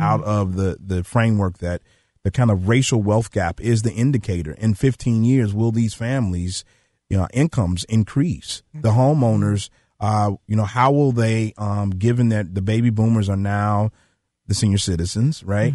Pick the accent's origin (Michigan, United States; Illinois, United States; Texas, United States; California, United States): Illinois, United States; Chicago; I'm from South Shore. My grandfather lived right there on eightieth and South Shore